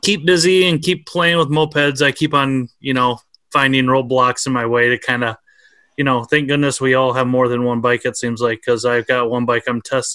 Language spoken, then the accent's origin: English; Minnesota, United States; I'm from Minnesota